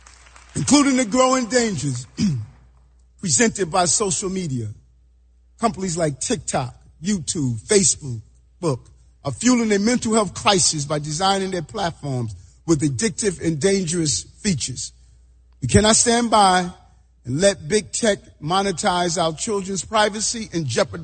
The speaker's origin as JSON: {"language": "English", "region": "New York", "country": "United States", "tie": "born or raised there", "said": "Growing up in South Jamaica, Queens, my siblings and I carrying that plastic bag full of clothing to school every day."}